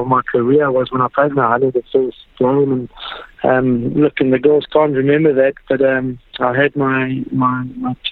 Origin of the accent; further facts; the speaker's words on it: South Africa; growing up as a South African